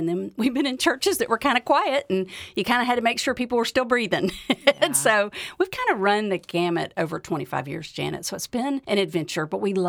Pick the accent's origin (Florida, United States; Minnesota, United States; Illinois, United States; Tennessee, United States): Tennessee, United States; Memphis; I was raised in Memphis. I graduated from Baylor University and then came back to teach in Memphis.